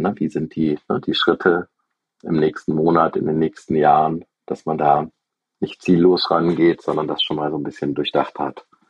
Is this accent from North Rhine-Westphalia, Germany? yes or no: yes; Aachen, North Rhine-Westphalia, Germany; Ich bin äh, 1978 in Aachen geboren